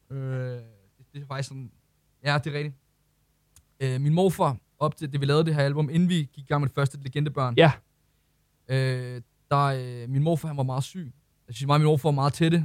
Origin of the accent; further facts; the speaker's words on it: Ølsted, Capital Region of Denmark, Denmark; jeg kommer fra Ølsted af